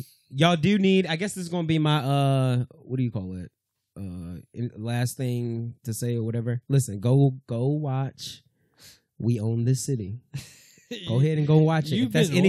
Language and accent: English; United States; I'm an American. I'm a patriot.